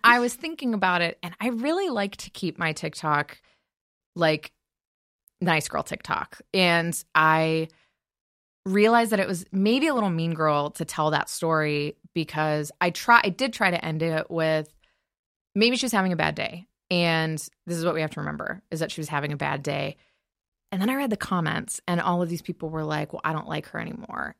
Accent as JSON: {"language": "English", "region": "Michigan", "country": "United States", "tie": "born or raised there", "moved": "as an adult", "lives_now": "Los Angeles, United States", "said": "I remember growing up in Michigan and I, um, I love LA. I love living here"}